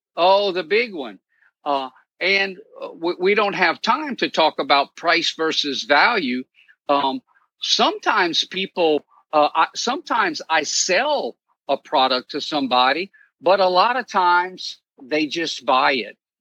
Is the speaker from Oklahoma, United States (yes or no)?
no; Cajun, Louisiana, United States; now in New Orleans, United States; I'm Cajun